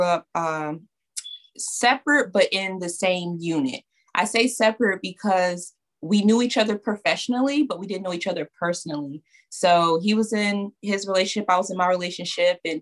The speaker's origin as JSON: {"language": "English", "region": "New York", "country": "United States", "said": "I'm from New York."}